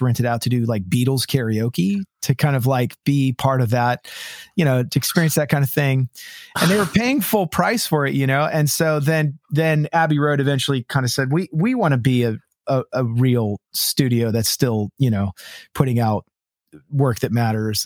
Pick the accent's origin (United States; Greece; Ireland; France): United States; California; moved away as an adult; also born or lived in Los Angeles / Nashville; now in Washington, United States; I grew up in California